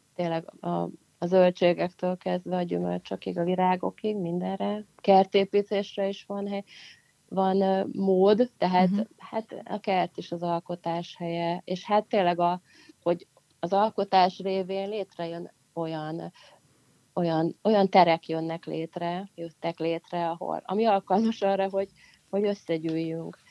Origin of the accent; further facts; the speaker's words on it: Pécs, Baranya, Hungary; Pécs után, ami szintén nagyon-nagyon-nagyon mm. nagyon szerethető város, ahol születtem is